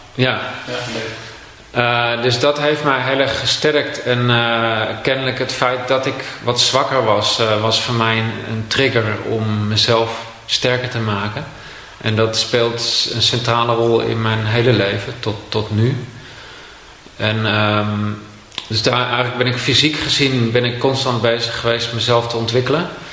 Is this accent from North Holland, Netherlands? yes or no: yes; Castricum, North Holland, Netherlands; In Castricum, aan, vlakbij zee.